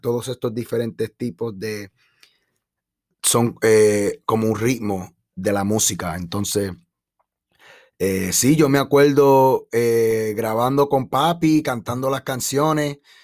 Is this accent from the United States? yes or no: yes; Chicago, Illinois, United States; also born or lived in Puerto Rico; de mi niñez ah, aquí en Chicago